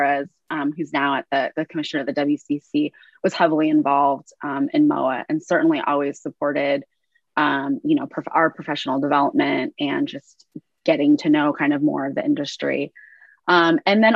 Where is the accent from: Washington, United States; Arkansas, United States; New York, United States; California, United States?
California, United States; Northern; I'm from the West Coast and then from Northern California